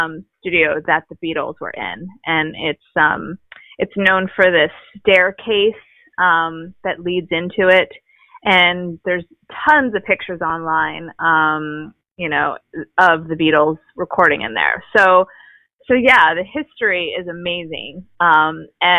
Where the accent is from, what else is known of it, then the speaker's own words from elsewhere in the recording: Baltimore, Maryland, United States; moved away as an adult; also born or lived in Pennsylvania / upstate New York; now in Los Angeles, United States; I am originally from Baltimore, Maryland. Born and raised there